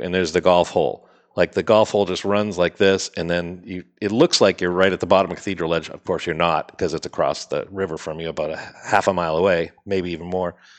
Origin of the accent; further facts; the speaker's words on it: Salem, New Hampshire, United States; we're from Salem, New Hampshire.